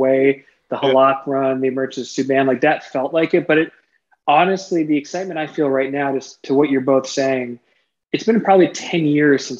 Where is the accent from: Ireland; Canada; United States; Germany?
Canada; Toronto, Ontario; I'm from Toronto, born and bred, a Habs fan all my life.